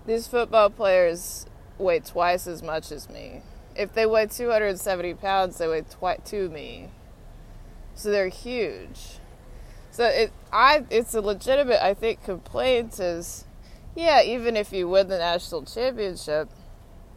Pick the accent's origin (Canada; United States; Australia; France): United States; Austin, Texas; moved away as an adult; now in Washington, D.C., United States; I'm from Austin, Texas. My hometown is Austin, Texas